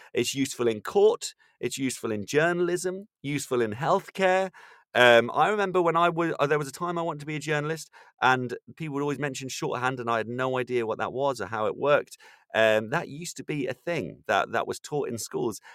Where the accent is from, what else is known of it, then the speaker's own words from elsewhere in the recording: Ireland; now in London, United Kingdom; I'm from Ireland